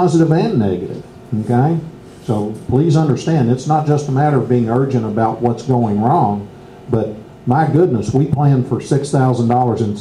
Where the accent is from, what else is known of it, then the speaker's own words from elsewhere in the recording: Bardstown, Kentucky, United States; I'm from Bardstown